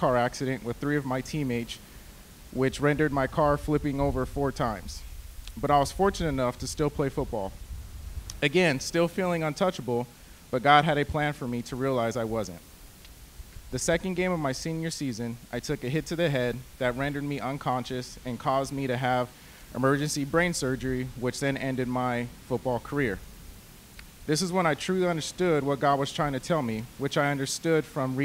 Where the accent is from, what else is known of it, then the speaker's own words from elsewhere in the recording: Rialto, California, United States; moved away as an adult; now in Palos Verdes, United States; I was raised in the Inland Empire in a town called Rialto.